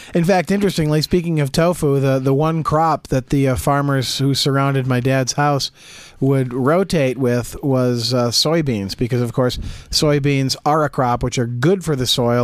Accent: Jackson, United States; growing up in Jackson on the north side of town, uh, my dad had a house that was actually surrounded on three sides by cornfields

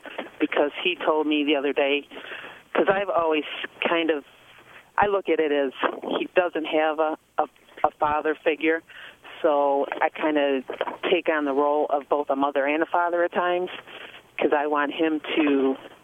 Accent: Dearborn Heights, Michigan, United States; born or raised there; also born or lived in Oakland County, Michigan / Ypsilanti, Michigan

